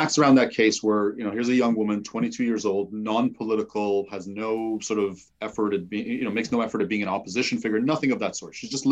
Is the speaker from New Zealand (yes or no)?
no; Toronto, Ontario, Canada; also born or lived in Iran; My family then moved to Canada a few years later, and I grew up in Toronto